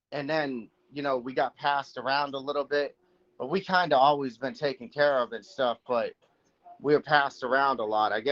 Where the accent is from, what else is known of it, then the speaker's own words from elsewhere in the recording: Manchester, New Hampshire, United States; also born or lived in Massachusetts; Um originally I'm from um, Manchester, New Hampshire. That's where I was born. Then I moved to Massachusetts. So I've lived in Massachusetts area for a good part of my life.